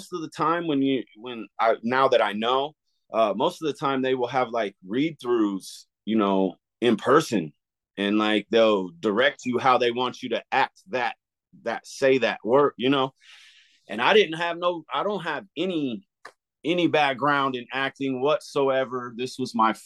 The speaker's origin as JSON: {"language": "English", "town": "Glenpool", "region": "Oklahoma", "country": "United States", "tie": "born or raised there", "also_born_or_lived": "Claremore, Oklahoma"}